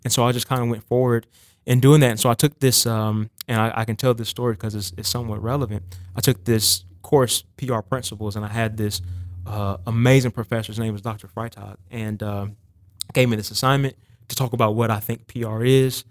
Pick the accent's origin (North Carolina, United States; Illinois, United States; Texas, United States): North Carolina, United States; Lexington; I, I grew up in Lexington, North Carolina, so it's about forty-five minutes north of Charlotte, right outside Winston-Salem.